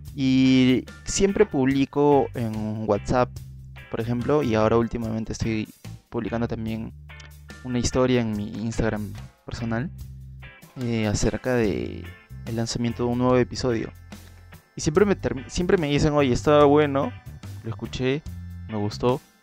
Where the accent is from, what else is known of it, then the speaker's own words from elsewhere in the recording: Peru; aquí en, en mi país, que se utiliza más aquí en Perú